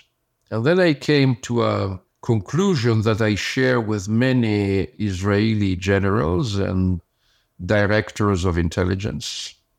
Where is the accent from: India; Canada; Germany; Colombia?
Germany; born there; English is a second language; I was born in Germany. My mother was German. My father was Italian.